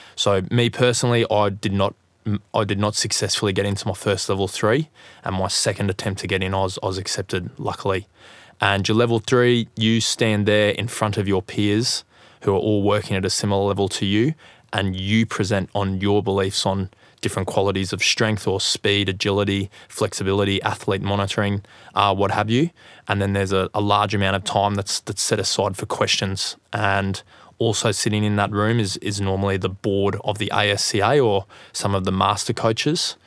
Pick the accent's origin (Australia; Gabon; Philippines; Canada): Australia; Gold Coast, Queensland; I'm from the Gold Coast in Australia